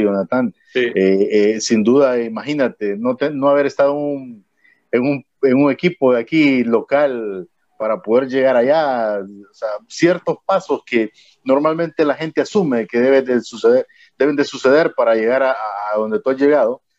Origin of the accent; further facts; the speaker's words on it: Honduras; como hondureños